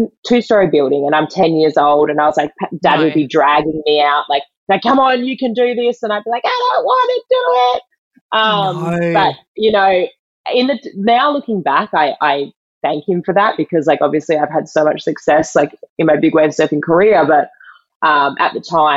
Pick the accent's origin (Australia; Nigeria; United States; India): Australia; Western Australia; I'm originally from Western Australia. I live back here now